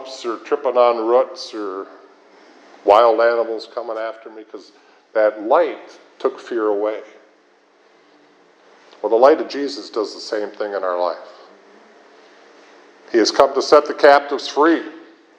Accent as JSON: {"language": "English", "town": "Minneapolis", "region": "Minnesota", "country": "United States", "tie": "born or raised there", "said": "I was raised in Minneapolis"}